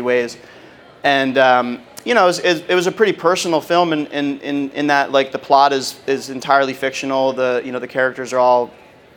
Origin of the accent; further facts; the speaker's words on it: Philadelphia, Pennsylvania, United States; I grew up in the Philadelphia area